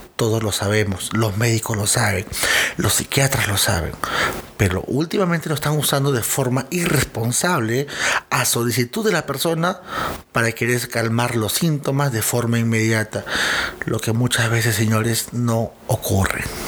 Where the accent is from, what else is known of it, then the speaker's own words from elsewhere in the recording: Peru; yo soy de Perú